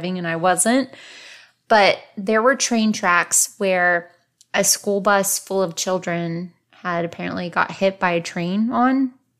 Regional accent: San Antonio, Texas, United States; Where I grew up in San Antonio

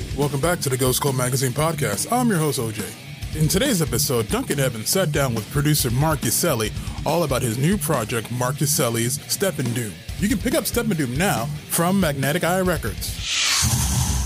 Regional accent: Italy; moved away; I grew up in Italy

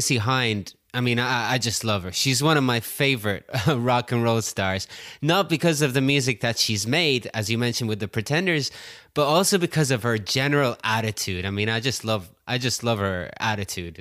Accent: Oranmore, Connacht, Ireland; moved away; I'm back in my hometown of Oramore, Ireland, in the west of Ireland, actually, the west coast.

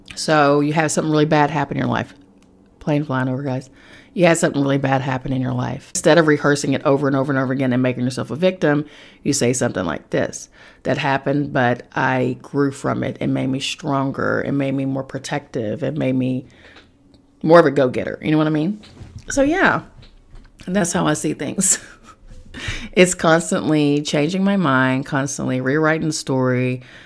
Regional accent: Charleston, West Virginia, United States; moved away; back in my hometown in Charleston, West Virginia

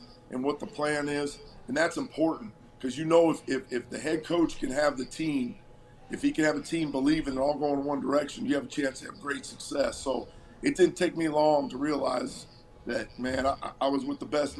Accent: Cleveland, Ohio, United States; moved away; Originally from Cleveland, Ohio

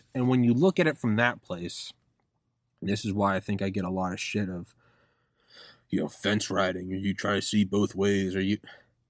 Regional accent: New England, United States; You know? I'm from New England. I don't really pay attention to sports.

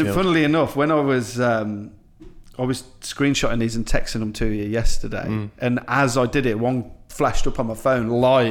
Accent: Coventry, West Midlands, United Kingdom; I'm from Coventry, right? I grew up in a very multicultural society.

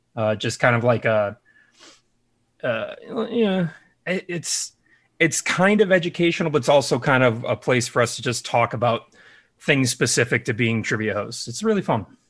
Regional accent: Chicago, Illinois, United States; I'm from the Chicagoland area.

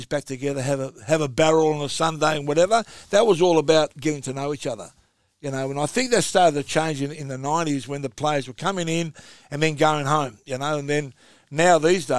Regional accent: Australia; We're just as Australian as you are. I was born here

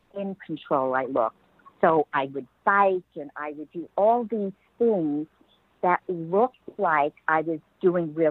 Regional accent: Merrick, New York, United States; moved away as an adult; now in San Diego, United States; I grew up in Merrick, Long Island, I grew up in the cold

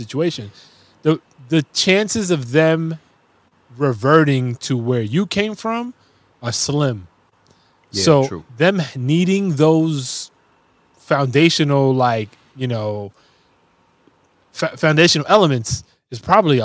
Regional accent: New York City, New York, United States; I grew up in the Bronx

